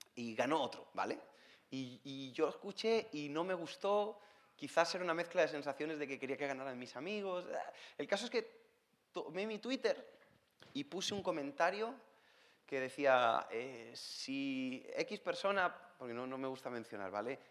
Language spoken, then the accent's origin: Spanish; Spain; soy español, como me pueden escuchar, no, no tengo problemas en la boca, está todo bien, así hablamos en España.